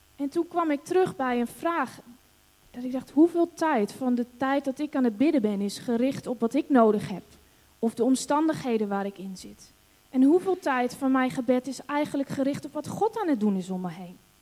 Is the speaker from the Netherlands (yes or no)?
yes; Netherlands; also born or lived in Hong Kong; wij als Nederlanders